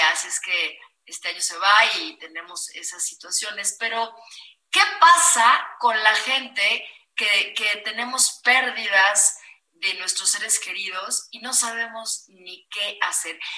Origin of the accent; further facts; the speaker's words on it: Morelia, Michoacán, Mexico; soy de Morelia y amo Pátzcuaro, Michoacán